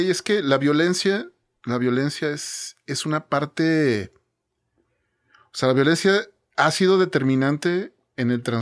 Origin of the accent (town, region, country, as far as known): Mexico